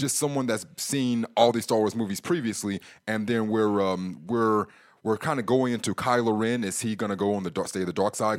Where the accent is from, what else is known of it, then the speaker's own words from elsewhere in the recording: United States; as an American who was around some years ago